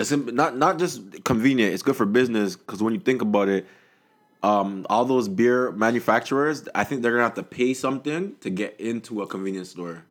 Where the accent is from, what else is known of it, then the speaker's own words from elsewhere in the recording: Toronto, Ontario, Canada; I'm from Toronto.